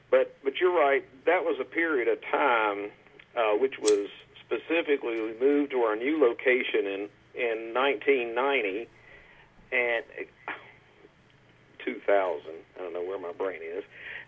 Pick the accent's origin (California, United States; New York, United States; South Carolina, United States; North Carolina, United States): North Carolina, United States; Raleigh; moved away; In Raleigh, North Carolina.